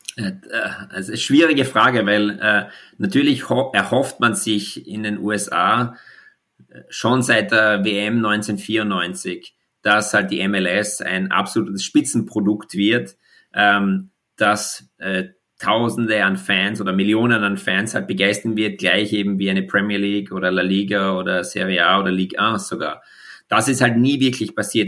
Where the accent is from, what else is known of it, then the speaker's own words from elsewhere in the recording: Austria; als Österreicher